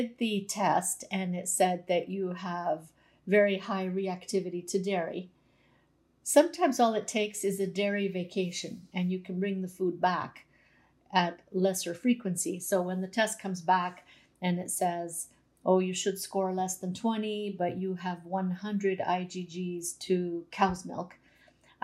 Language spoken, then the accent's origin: English; Canada; every generation before me ate like a Croatian, but I was born in Canada.